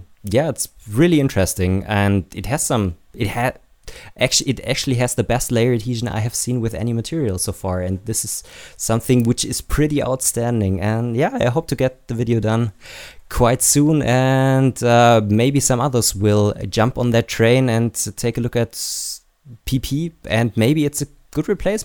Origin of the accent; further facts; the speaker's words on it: Baden-Württemberg, Germany; I am actually from Baden-Württemberg. I'm living just at the border, but not a Bavarian.